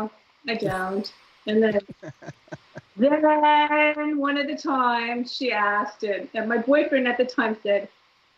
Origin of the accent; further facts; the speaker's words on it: Orange County, California, United States; also born or lived in Los Angeles; I grew up in Orange County. I lived in LA first, and I moved down to Orange County